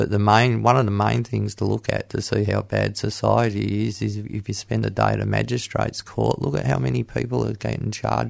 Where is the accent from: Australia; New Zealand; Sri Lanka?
Australia; Geelong, Victoria; Yes, I'm from Geelong.